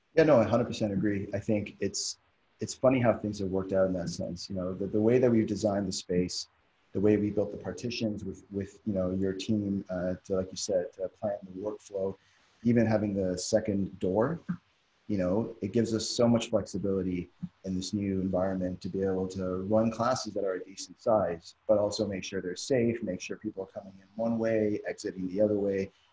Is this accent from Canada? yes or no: yes; Canada; now in Doha, Qatar; I'm originally from Canada